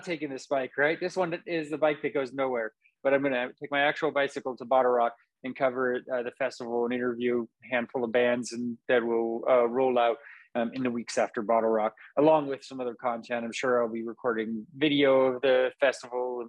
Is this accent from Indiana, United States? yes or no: no; Napa, California, United States; moved away as an adult; now in Vacaville, United States; I grew up in Napa to a degree.